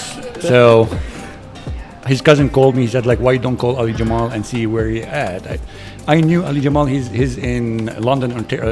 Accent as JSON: {"language": "English", "country": "Lebanon", "also_born_or_lived": "Edmonton, Canada", "second_language": "English", "moved": "as an adult", "lives_now": "Canada", "said": "I'm from Lebanon, first of all. I came here when I was 32 years old."}